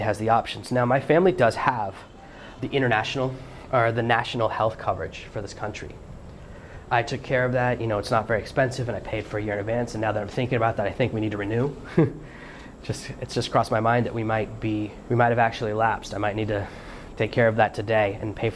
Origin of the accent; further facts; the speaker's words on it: United States; it's my home country